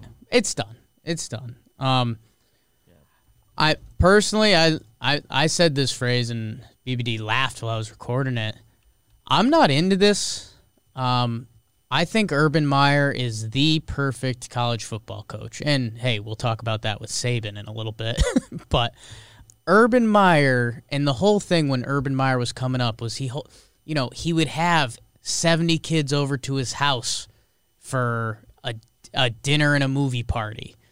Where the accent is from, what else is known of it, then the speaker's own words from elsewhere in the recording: Connecticut, United States; I grew up in Connecticut